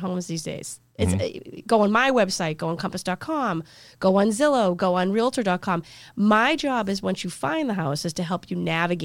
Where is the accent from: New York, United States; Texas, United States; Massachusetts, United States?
Massachusetts, United States; Canton; I grew up in Canton, went to camp with most of Sharon